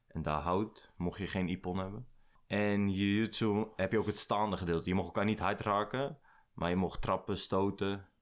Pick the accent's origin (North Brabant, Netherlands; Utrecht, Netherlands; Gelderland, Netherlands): Utrecht, Netherlands; Nieuwegein; born or raised there; also born or lived in IJsselstein